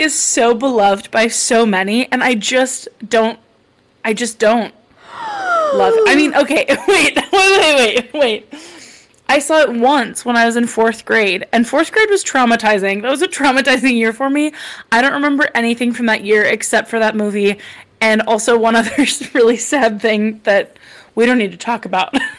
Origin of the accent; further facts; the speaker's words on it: the country in the Midwest, United States; we have the second largest rodeo in the Midwest, so I didn't have nothing growing up